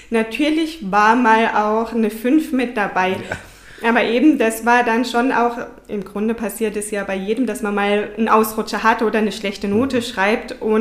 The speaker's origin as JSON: {"language": "German", "town": "Herbolzheim", "region": "Baden-Württemberg", "country": "Germany", "said": "Ja, ich komme aus Herbolzheim, wohne mit meinem Partner Stefan Kruse."}